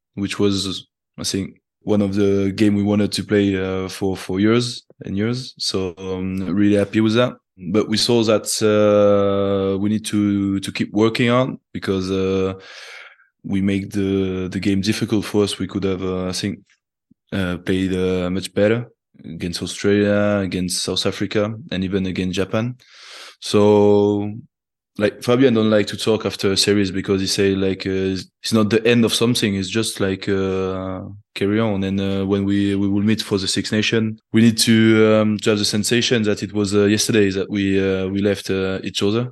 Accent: Toulouse, Occitania, France; I was born in Toulouse

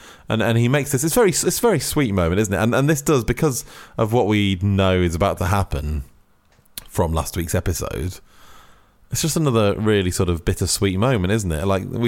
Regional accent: California, United States; I have to sleep on the west side of the bed because I grew up in California

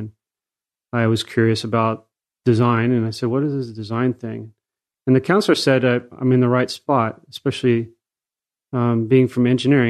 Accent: Anaheim, California, United States; In Anaheim, California.

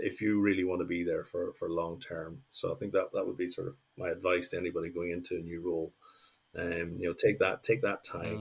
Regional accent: Northern Ireland, United Kingdom; moved away as an adult; also born or lived in Mexico; what I grew up with in Northern Ireland

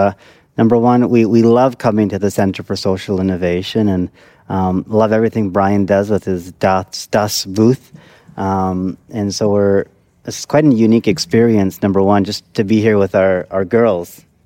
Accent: Moose Jaw, Saskatchewan, Canada; from my hometown in Moose Jaw, and our background, originally from Gujarat, India, way back a few generations

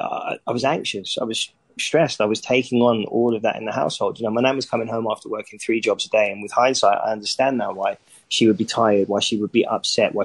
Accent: London, United Kingdom; when I was growing up there, you quite literally couldn't pay people to live there

